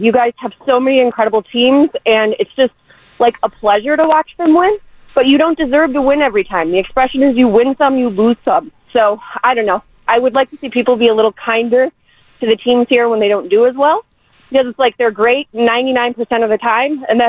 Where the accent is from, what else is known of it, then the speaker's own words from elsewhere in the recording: Minnesota, United States; I come from a market of repeated failure, so I'm from Minnesota